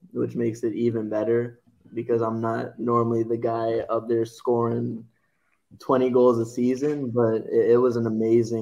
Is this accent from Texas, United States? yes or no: no; Cary, North Carolina, United States; also born or lived in Burlington, North Carolina; I'll claim Cary. I was born in Burlington, but I claim Cary.